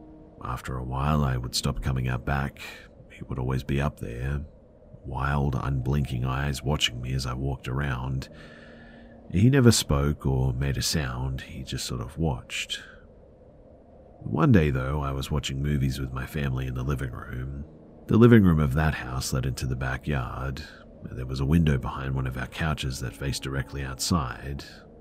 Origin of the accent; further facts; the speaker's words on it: California, United States; also born or lived in Atlanta, United States; So, I'm from California, but me and my family lived in Atlanta for about 2 years, from 15 to 17 years old.